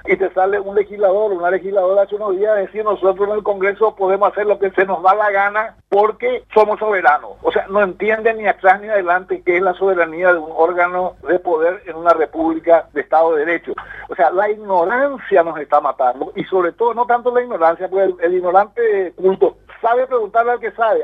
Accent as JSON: {"language": "Spanish", "country": "Paraguay"}